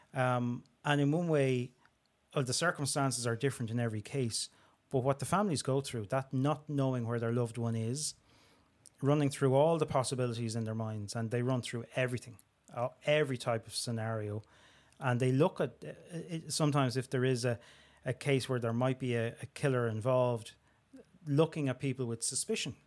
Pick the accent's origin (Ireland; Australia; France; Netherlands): Ireland; Dublin, Leinster; I'm from Springfield in Talla, Dublin twenty-four